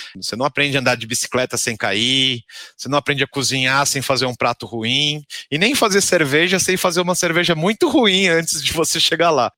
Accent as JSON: {"language": "Portuguese", "country": "Brazil", "accent": "Brazilian", "said": "A gente brasileiro"}